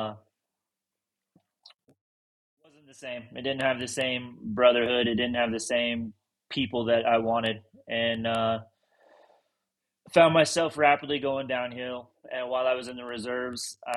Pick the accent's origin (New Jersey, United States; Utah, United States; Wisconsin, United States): Utah, United States; I grew up in Utah